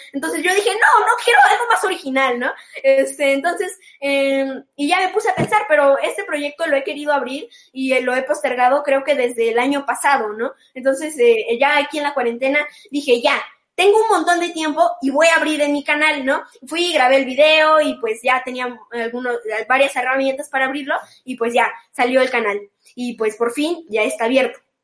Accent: Xalapa, Veracruz, Mexico; also born or lived in Mexico City; cuando regresé de nuevo a la ciudad de Jalapa, do-, de donde yo nací

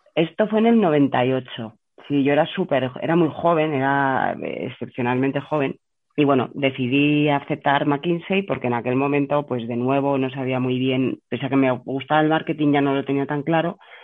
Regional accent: Burgos, Castile and León, Spain; moved away as an adult; also born or lived in Madrid; había estado toda mi infancia en Burgos

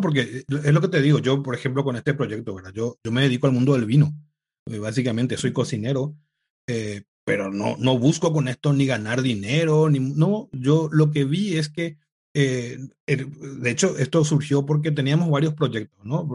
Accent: Paraguay; also born or lived in United States / Italy; now in Madrid, Spain; yo soy de Paraguay

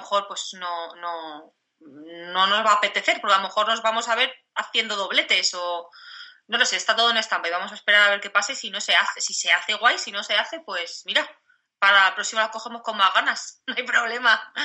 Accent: Madrid, Community of Madrid, Spain; now in Cáceres, Spain; yo vivo en Cáceres, pero que yo soy de Madrid y tengo a toda mi familia allí

